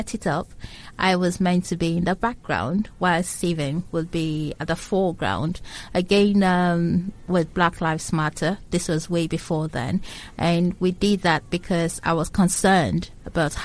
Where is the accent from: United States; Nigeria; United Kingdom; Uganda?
Nigeria; Lagos; also born or lived in Abia State, Nigeria; I was originally born in Abia State, but I was brought up in Lagos State